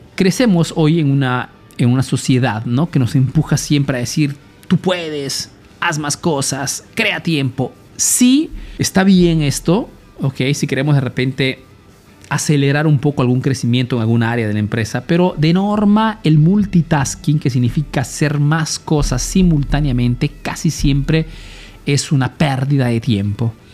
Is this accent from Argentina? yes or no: no; Peru; now in Italy